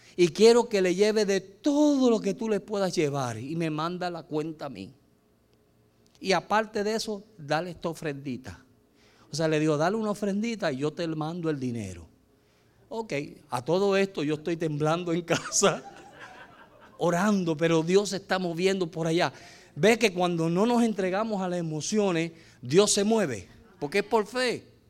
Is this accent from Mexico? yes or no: no; United States; moved away; also born or lived in El Salvador; nosotros, como éramos gringos